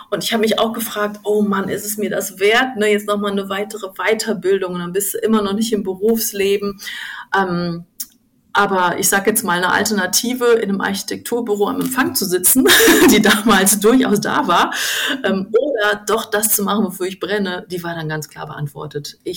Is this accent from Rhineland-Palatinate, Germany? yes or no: no; Duisburg, North Rhine-Westphalia, Germany; also ich komme ursprünglich gebürtig aus dem Ruhrgebiet, aus Duisburg.